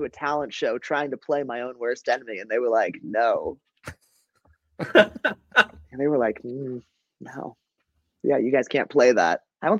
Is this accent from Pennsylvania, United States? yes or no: yes; Pittsburgh, Pennsylvania, United States; born there; now in Baltimore, United States; No, yeah, I was born in Pittsburgh. Yeah. I was born in Pittsburgh. My family's from Pittsburgh. I grew up Pittsburgh sportsman, nonstop.